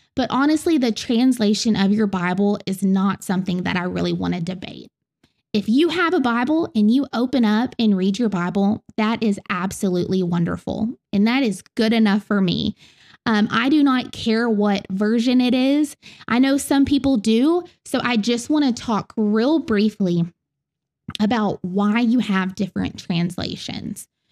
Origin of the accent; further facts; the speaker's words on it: the South, United States; accent: southern; in my southern accent